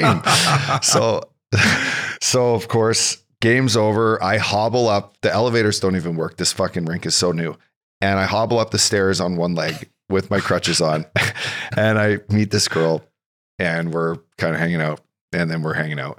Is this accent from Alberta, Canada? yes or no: yes; Fort McMurray, Alberta, Canada; also born or lived in Kelowna; now in California, United States; I grew up in a little tiny oil and gas town in northern Alberta, north of Edmonton